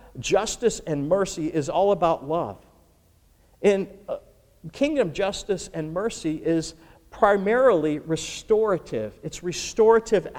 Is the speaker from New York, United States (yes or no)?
yes; Buffalo, New York, United States; growing up in Buffalo, New York, where I'm from